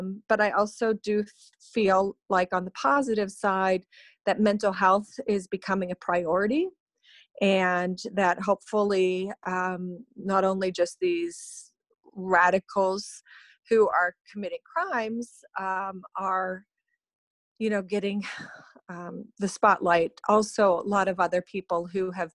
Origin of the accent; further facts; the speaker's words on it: Pittsburgh, Pennsylvania, United States; I grew up in Pittsburgh, Pennsylvania, and I attended Taylor Alderdice High School in Squirrel Hill